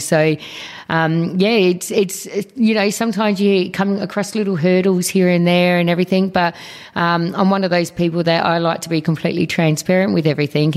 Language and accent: English; Australia; both my parents were born over in Malta. I was born here in Australia, so um, second generation.